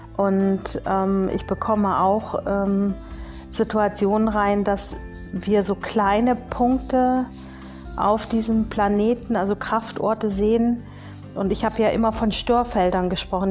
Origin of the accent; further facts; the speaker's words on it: Bavaria, Germany; bei uns in Bayern